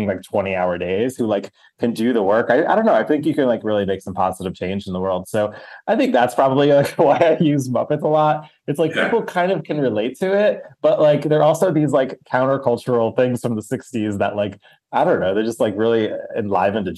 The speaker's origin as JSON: {"language": "English", "area": "outside New York City", "region": "New Jersey", "country": "United States", "tie": "born or raised there", "said": "And New Jersey, so like outside the city."}